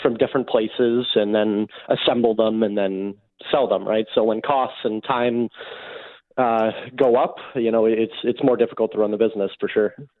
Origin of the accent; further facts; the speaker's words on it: Winnipeg, Manitoba, Canada; I grew up in Winnipeg.